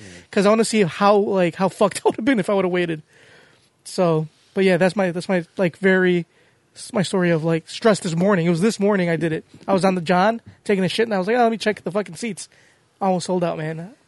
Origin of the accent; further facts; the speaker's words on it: United States; accent: American; my American accent